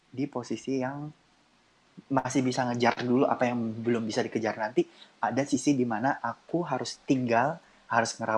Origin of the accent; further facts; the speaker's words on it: Banjarmasin, South Kalimantan, Indonesia; jadi aku boleh bilang Banjarmasin tuh kampung halaman aku.